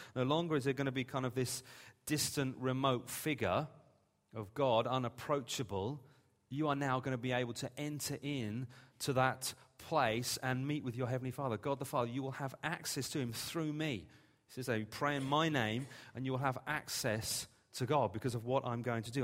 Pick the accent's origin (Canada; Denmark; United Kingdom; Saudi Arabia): United Kingdom; England; We're English.